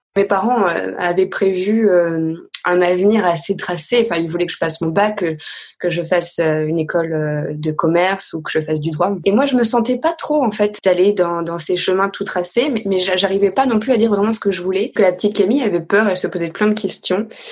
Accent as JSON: {"language": "French", "town": "Caluire-et-Cuire", "region": "Auvergne-Rhône-Alpes", "country": "France", "tie": "born or raised there", "also_born_or_lived": "Bourg-de-Péage, Drôme", "said": "je suis née dans la Drôme parce que ma maman vient de la Drôme, mais depuis le départ on vivait à Lyon. Donc j'ai grandi dans une petite maison dans la banlieue de Lyon, à Caluire-et-Cuire exactement"}